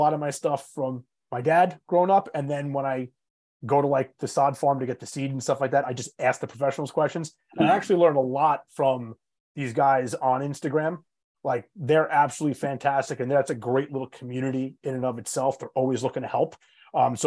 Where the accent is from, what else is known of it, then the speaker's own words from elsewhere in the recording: Long Island, New York, United States; I was born and raised on Long Island